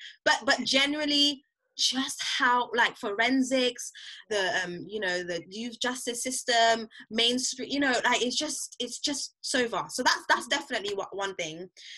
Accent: St. Lucia; also born or lived in Barbados; I'm originally from St. Lucia, and so working in Barbados was also really helpful

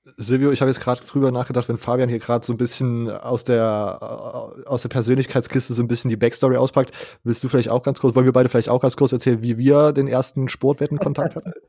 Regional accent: Leipzig, Saxony, Germany; ich komme aus Leipzig, aus so einer größeren Stadt

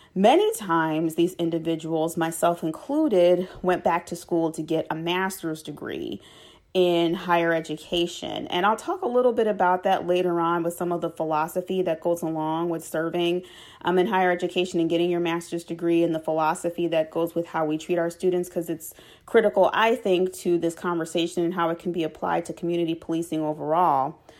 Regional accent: Chicago, Illinois, United States; I was born and raised on the west side of Chicago in the Austin community

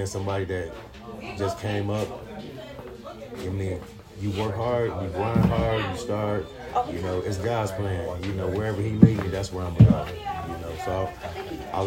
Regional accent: Milwaukee, Wisconsin, United States; I'm from Milwaukee, Wisconsin

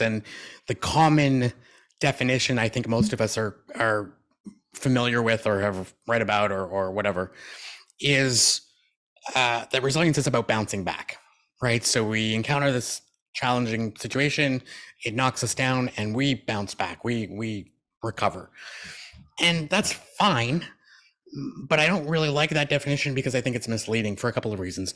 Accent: Canada; I was born in Canada

